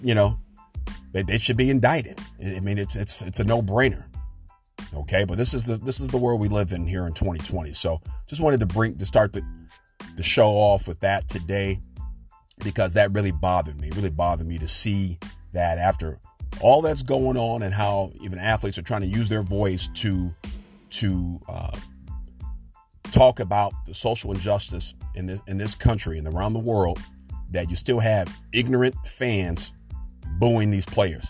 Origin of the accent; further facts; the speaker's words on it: Chicago, Illinois, United States; the Chicago Bears, my hometown team